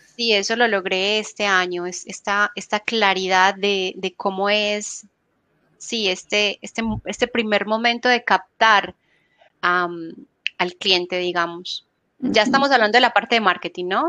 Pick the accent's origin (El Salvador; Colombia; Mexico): Colombia; moved away as an adult; also born or lived in Buenos Aires, Argentina; now in Spain; yo soy colombiana